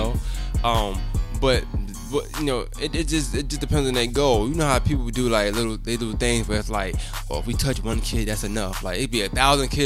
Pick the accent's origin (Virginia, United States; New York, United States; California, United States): New York, United States; I'm from New York